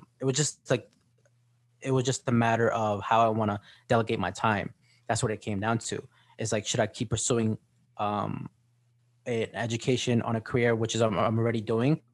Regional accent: Sayreville, New Jersey, United States; I grew up in Sarville in New Jersey. It's just like a suburb town.

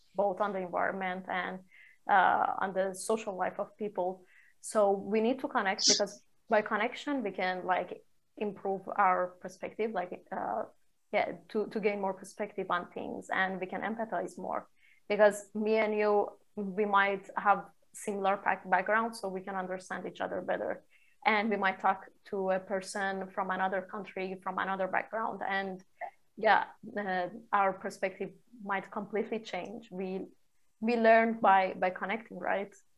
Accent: Shiraz, Fars, Iran; moved away as an adult; also born or lived in Cyprus / Milan, Italy; I'm from Iran, uh, originally from Iran, uh, Shiraz, uh, a city in south west of Iran. I got out of Iran when I was 18.

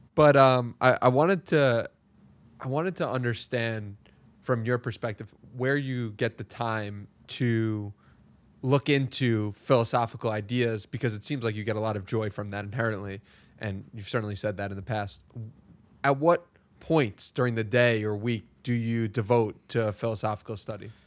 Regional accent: New York, United States; also born or lived in San Diego; I was raised in New York, which is very similar to the hustle culture of the world

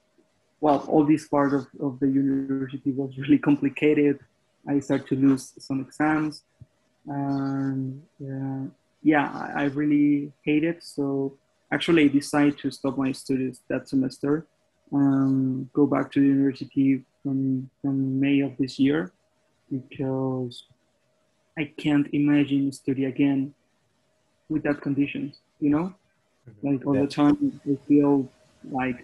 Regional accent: a little town near Bogota, Cundinamarca, Colombia; English is a second language; I'm not from Bogota. I'm from a little town near to Bogota. So for me, it was really dramatic, that part, because I need to move again to my hometown

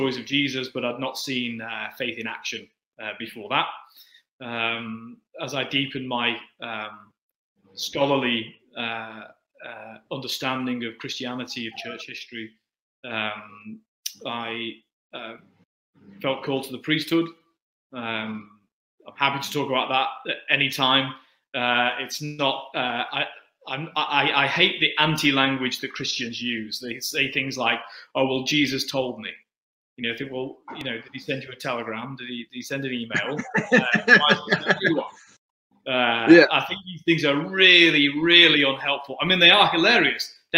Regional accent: Manchester, North West England, United Kingdom; accent: Manchester; moved away; also born or lived in Altrincham; those who know English accents well will be able to hear that I am from Manchester.

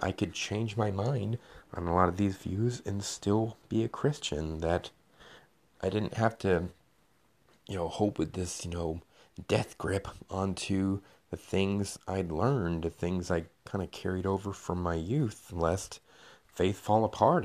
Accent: Knoxville, Tennessee, United States; I am from Knoxville, Tennessee

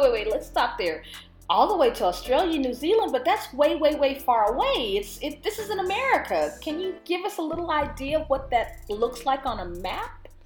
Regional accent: Texas, United States; as a Texan, we learn very limited history often

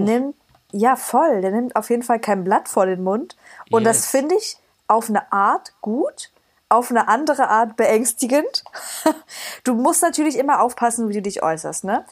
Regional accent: Cottbus, Brandenburg, Germany; moved away as an adult; now in Dresden, Germany; aus Cottbus

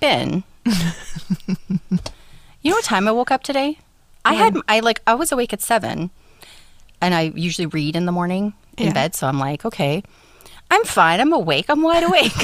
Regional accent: Canada; We're so Canadian, too

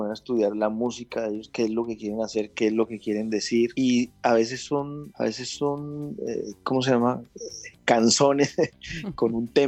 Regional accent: Bogotá, Colombia; yo creo, como, buen rolo. hasta que me, casé con una caleña.

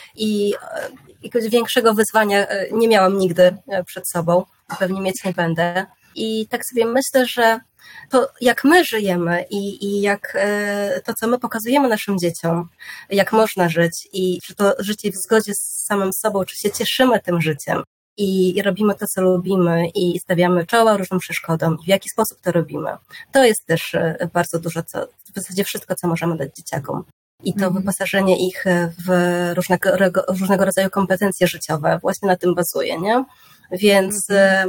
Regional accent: Janowiec nad Wisłą, Lublin Voivodeship, Poland; now in Warsaw, Poland; ja pochodzę z małej miejscowości, z Janowca nad Wisłą, na Lubelszczyźnie

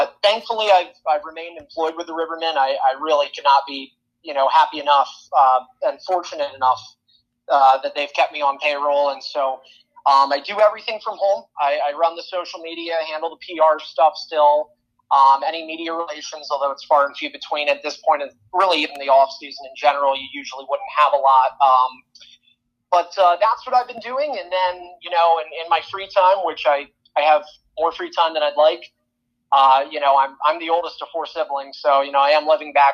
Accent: Sunbury, Pennsylvania, United States; moved away as an adult; also born or lived in Peoria, Illinois; I'm from Pennsylvania, so in a little town of nowhere called Suntbury, PA

